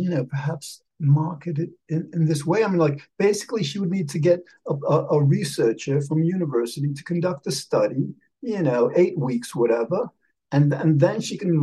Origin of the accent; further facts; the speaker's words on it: just north of New York, United States; yes, you remembered that I'm from New York. Well, just north of New York, really.